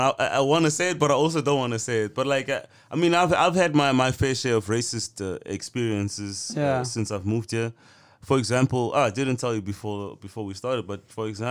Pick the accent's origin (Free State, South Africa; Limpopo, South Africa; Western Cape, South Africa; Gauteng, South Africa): Western Cape, South Africa; Cape Town; now in Amsterdam, Netherlands; My life was way better in Cape Town